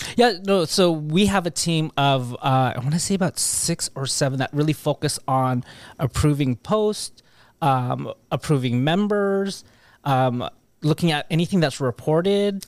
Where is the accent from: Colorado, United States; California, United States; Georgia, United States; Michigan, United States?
California, United States; Carson; I grew up in Carson